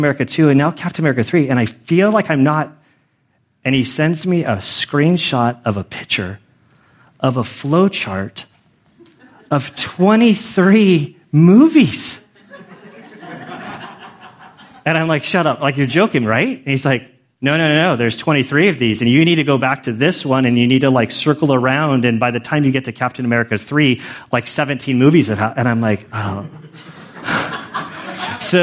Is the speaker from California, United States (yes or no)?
yes; Carmel, California, United States; I was born in Carmel, California, in 1974